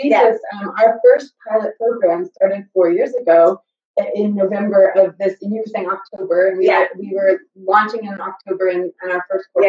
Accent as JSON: {"language": "English", "country": "United States", "said": "And I'm American, obviously"}